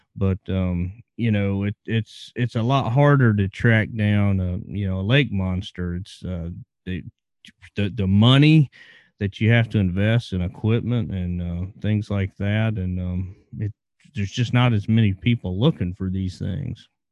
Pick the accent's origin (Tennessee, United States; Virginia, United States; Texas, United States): Virginia, United States; I grew up in Virginia